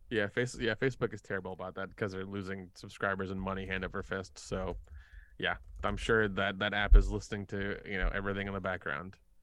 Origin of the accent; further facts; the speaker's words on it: the South, United States; I grew up in the South